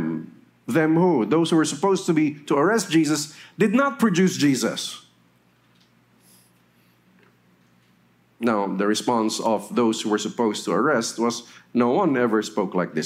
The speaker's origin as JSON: {"language": "English", "region": "Metro Manila", "country": "Philippines", "tie": "born or raised there", "also_born_or_lived": "Naga City, Camarines Sur / Los Baños, Laguna", "said": "I had my elementary in Metro Manila and my high school before going to Los Baños for my college."}